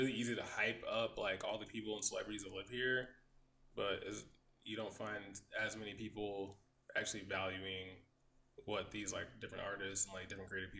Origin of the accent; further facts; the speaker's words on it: Midwest, United States; also born or lived in Los Angeles; now in Ontario, California, United States; Because we're from the Midwest, so like, everything's pretty much spread out.